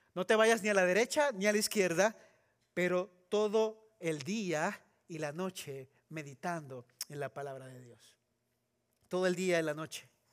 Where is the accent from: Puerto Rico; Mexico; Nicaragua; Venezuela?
Puerto Rico; moved away as an adult; also born or lived in Trujillo Alto, Puerto Rico / California; now in Texas, United States; Yo crecí en Puerto Rico